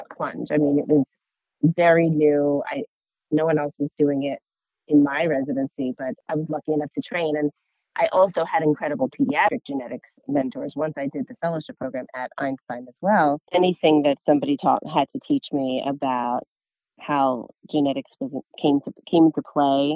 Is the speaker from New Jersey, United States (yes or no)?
yes; New Jersey, United States; I'm from New Jersey